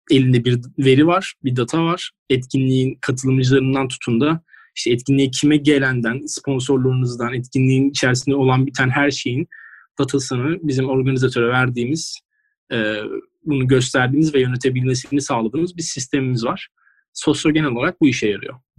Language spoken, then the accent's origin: Turkish; İzmir, Turkey; also born or lived in Giresun (ancestry) / Ayvalık; İzmirli ama aslen Giresunlu.